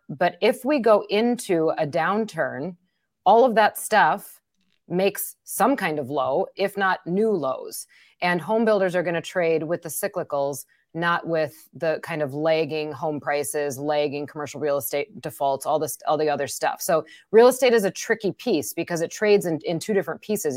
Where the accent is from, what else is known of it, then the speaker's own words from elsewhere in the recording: Wisconsin, United States; accent: Wisconsin; my Wisconsin accent